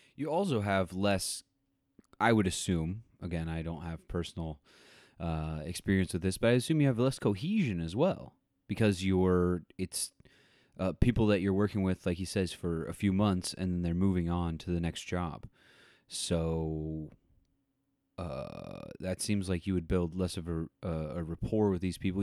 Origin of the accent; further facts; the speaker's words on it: Tornado Alley, United States; also born or lived in Missouri; growing up in Tornado Alley myself